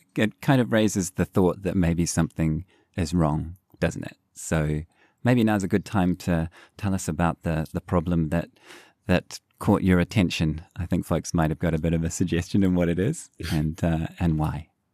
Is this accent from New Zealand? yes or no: yes; New Zealand; growing up in New Zealand